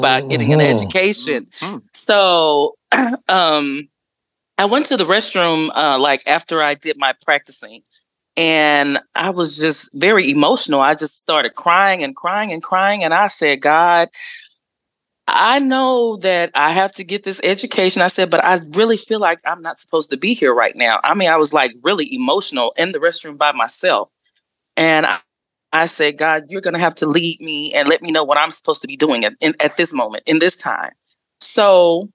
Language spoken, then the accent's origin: English; Dallas, Texas, United States; I am from Dallas, Texas, born and raised in Oak Cliff